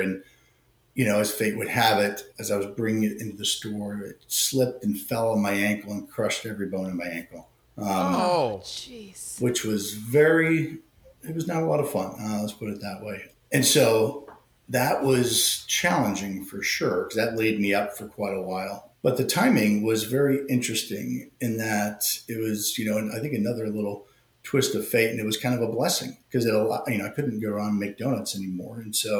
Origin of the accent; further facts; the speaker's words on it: Indiana, United States; It was actually a catering company where I grew up in Indiana.